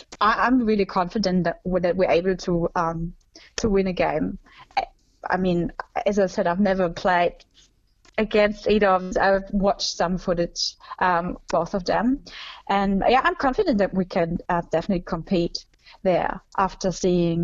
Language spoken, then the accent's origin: English; Germany; my home country that I'm obviously also have a strong connection